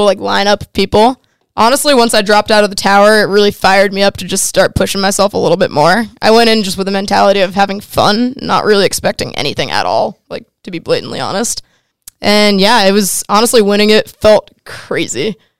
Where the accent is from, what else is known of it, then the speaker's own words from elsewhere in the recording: Simsbury, Connecticut, United States; I grew up in Simsbury, Connecticut